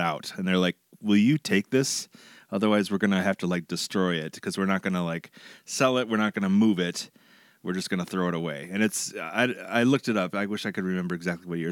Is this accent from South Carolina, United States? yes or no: no; New Hope, Minnesota, United States; also born or lived in Eau Claire, Wisconsin / St. Paul, Minnesota; now in Crystal, United States; I grew up in New Hope, which is one suburb to the west of where we are.